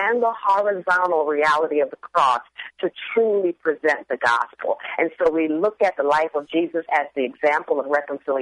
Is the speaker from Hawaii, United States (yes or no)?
no; Trenton, New Jersey, United States; moved away as an adult; also born or lived in California / Chicago; now in Seattle, United States; I grew up in a family of four in Trenton, New Jersey